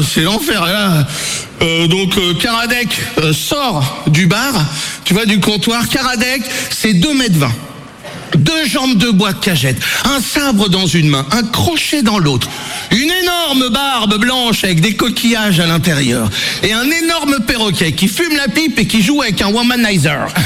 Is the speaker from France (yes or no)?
yes; Brittany, France; Mais moi, je suis breton, tu vois, c'est peut-être un cliché, mais moi, c'est comme ça. Je viens d'un petit village où euh, tu as un bar, une église et un cimetière.